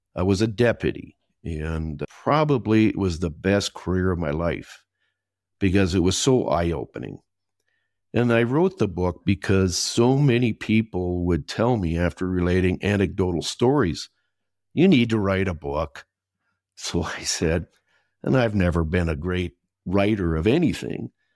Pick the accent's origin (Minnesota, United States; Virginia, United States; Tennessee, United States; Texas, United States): Minnesota, United States; accent: Minnesota; moved away as an adult; also born or lived in England; now in Costa Rica; I was born and raised in Minnesota